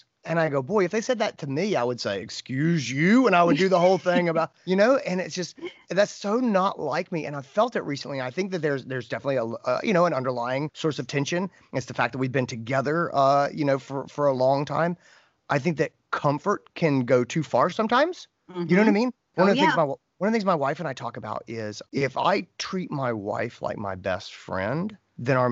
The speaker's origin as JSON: {"language": "English", "region": "North Carolina", "country": "United States", "tie": "born or raised there", "said": "I grew up in North Carolina"}